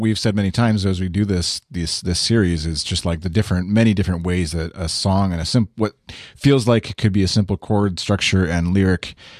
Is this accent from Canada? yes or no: yes; Canada; But even as a Canadian looking down on, or not down literally, but like looking down at the U.S.